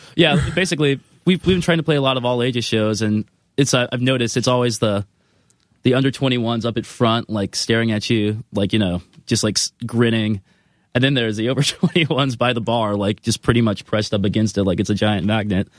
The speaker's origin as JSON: {"language": "English", "region": "Florida", "country": "United States", "tie": "born or raised there", "moved": "as an adult", "lives_now": "Los Angeles, United States", "said": "growing up in Florida"}